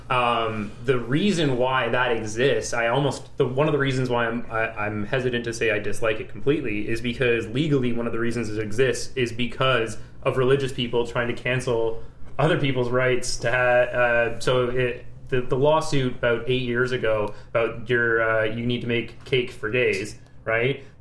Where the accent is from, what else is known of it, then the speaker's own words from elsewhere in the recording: Vancouver, British Columbia, Canada; growing up in Vancouver, there were maybe four black people, and two of them were in my family.